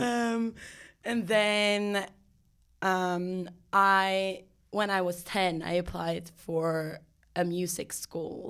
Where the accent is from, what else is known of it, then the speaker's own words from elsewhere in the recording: Sweden; moved away as an adult; also born or lived in Ireland; now in New York, United States; I'm from Sweden